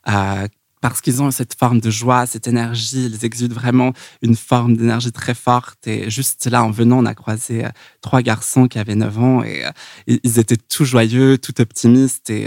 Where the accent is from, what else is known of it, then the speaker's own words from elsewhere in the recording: Los Angeles, California, United States; also born or lived in San Francisco / New York; Donc, euh, j'ai grandi à Los Angeles. Ensuite, j'ai été près de San Francisco où j'ai étudié à l'université de Berkeley. Ah, et puis ensuite, j'ai déménagé à New York.